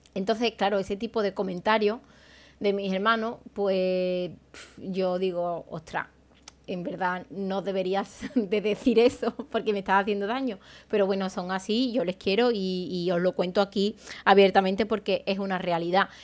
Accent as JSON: {"language": "Spanish", "country": "Spain", "also_born_or_lived": "Seville / Madrid / London / Málaga", "said": "yo soy de un pueblo, soy de Aral, y en mi pueblo no me formé."}